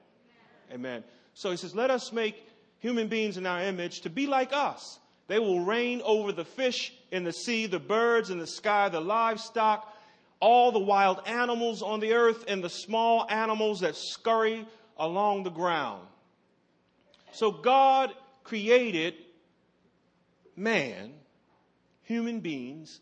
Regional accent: Baltimore, Maryland, United States; When I was growing up in West Baltimore

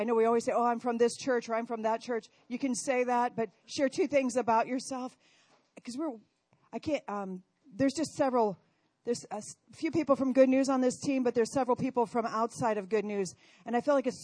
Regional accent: Council Bluffs, Iowa, United States; I am originally from Iowa, Council Bluffs, Iowa. I was raised on a farm over there.

